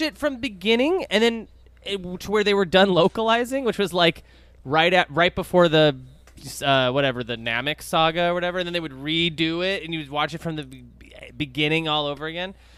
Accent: Dallas, Texas, United States; when I was growing up in Dallas

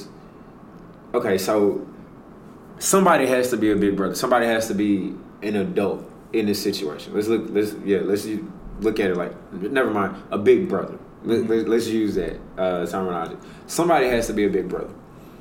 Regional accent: Houston, Texas, United States; I grew up in Fifth Ward.

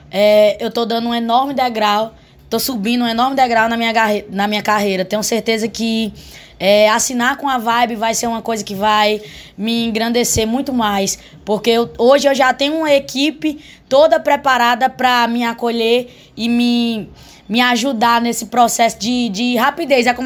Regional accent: Alto Santo, Ceará, Brazil; É como eu disse, eu nasci e me criei em Alto Santo e eu conheço todo mundo de Alto Santo.

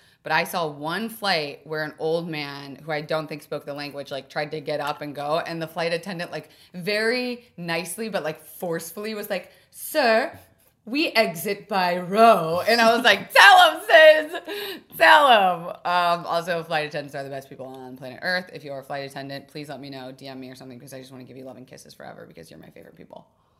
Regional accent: United States; because we grew up in America.

